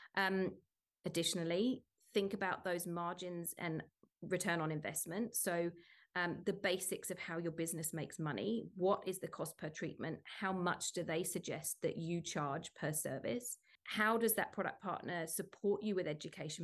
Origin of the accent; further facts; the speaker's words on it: United Kingdom; moved away as an adult; now in Sydney, Australia; as a British person